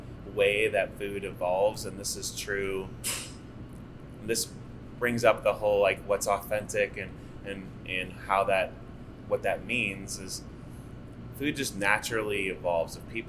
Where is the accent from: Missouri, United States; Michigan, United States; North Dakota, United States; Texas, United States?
Missouri, United States; St. Louis; I knew growing up in St. Louis, like I had seen Filipino restaurants come and go growing up through the years.